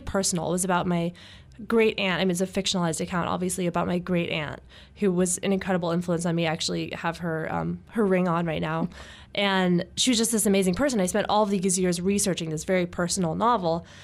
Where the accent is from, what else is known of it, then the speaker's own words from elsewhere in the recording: Los Angeles, California, United States; I grew up in the Hollywood Hills